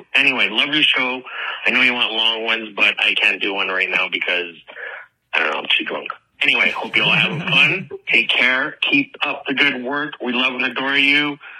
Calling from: Canada; by the way. I'm calling from Canada.

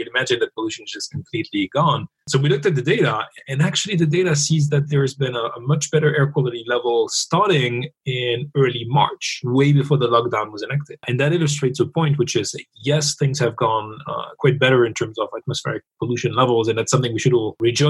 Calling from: Paris, Île-de-France, France; I'm calling in from Paris in France, where we've been in lockdown for about 40 days as well now.

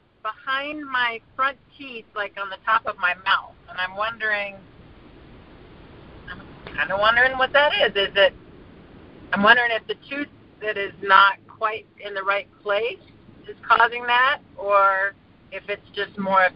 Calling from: Tahoe, United States

